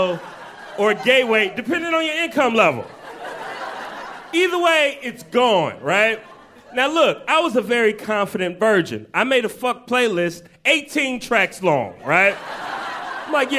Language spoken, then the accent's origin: English; Chicago, Illinois, United States; now in New York, United States; I got to go home to my native Chicago. I'm originally from Chicago